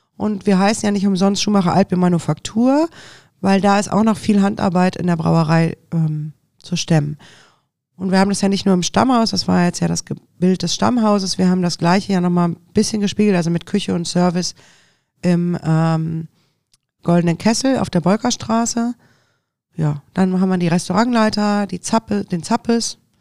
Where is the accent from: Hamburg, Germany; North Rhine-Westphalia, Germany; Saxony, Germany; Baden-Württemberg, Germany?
North Rhine-Westphalia, Germany; Düsseldorf; also born or lived in Deidesheim / Munich / Sylt; als echte Düsseldorferin da zu leben